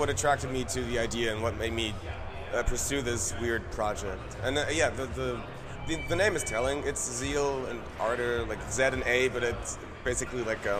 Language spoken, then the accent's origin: English; Switzerland; Also, we're from Switzerland, and that's a fairly secular part of the world